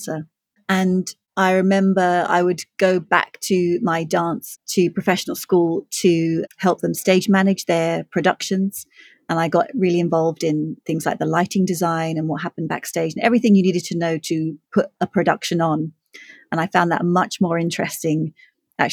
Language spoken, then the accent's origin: English; London, United Kingdom; I'm the founder and artistic director of Ballet Black, and I'm from London